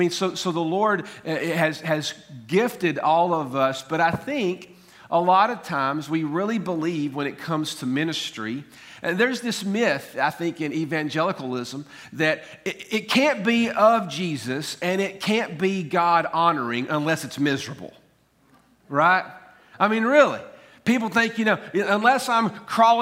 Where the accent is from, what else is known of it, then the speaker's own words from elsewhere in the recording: Tullahoma, Tennessee, United States; I was born in Coffee County, Tennessee, actually in Harton Hospital in Tullahoma.